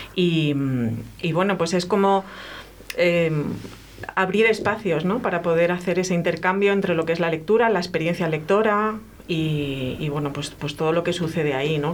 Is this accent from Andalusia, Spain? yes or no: yes; a town in Seville, Andalusia, Spain; Yo vivía en un pueblo en, Sevilla